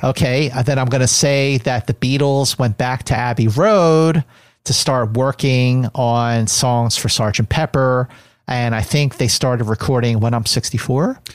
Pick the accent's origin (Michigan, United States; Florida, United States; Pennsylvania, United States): Pennsylvania, United States; Philadelphia; growing up in Philadelphia, watching Star Trek on, on W P H L Channel seventeen Philadelphia